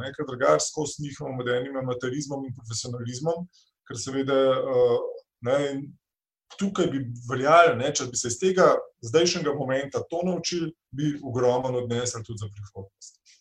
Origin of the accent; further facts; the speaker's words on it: Slovenia; Slovenci smo